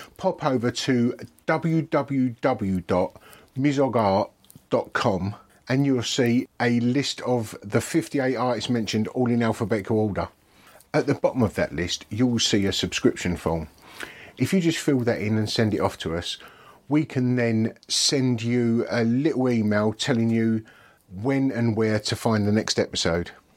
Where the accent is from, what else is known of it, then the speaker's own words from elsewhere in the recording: Dagenham, London, United Kingdom; I grew up in Dagenham, Essex.